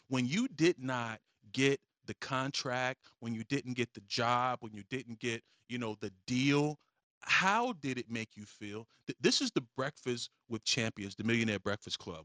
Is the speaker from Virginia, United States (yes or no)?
yes; Virginia, United States; I am from Virginia. Um, I, I spent most of my, my life in Virginia. So, you know, Virginia is where I'm claiming